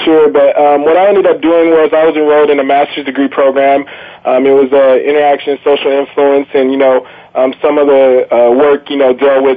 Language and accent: English; Los Angeles, California, United States; moved away as an adult; also born or lived in Evanston; I'm originally from Los Angeles